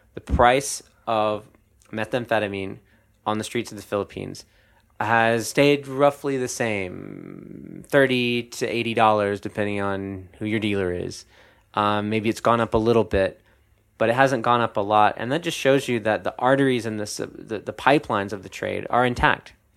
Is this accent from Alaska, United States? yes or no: no; North Carolina, United States; my home state, uh, North Carolina, which is in the South